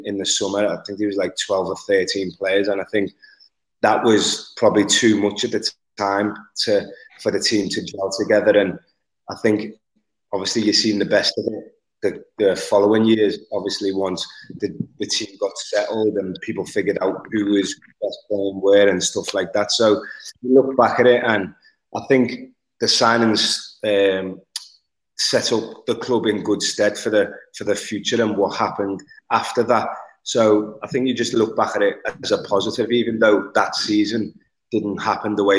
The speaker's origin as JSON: {"language": "English", "town": "Liverpool", "region": "North West England", "country": "United Kingdom", "said": "I'm from Liverpool"}